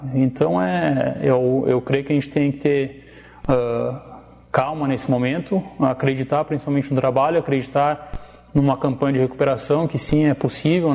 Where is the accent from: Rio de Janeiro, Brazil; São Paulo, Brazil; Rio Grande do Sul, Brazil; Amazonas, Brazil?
Rio Grande do Sul, Brazil; Erechim; moved away; Eu sou gaúcho de Erechim